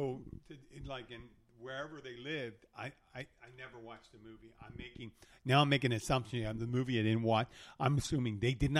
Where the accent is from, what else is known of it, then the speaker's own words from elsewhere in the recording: Philadelphia, Pennsylvania, United States; When I was growing up in Philadelphia, there was a family, guys, and they are Irish Catholic. I'm Irish Catholic